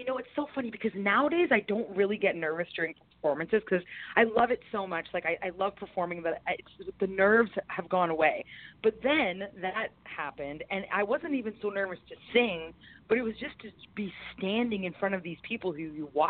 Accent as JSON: {"language": "English", "country": "Canada", "said": "Yes, being Canadian, that's weird."}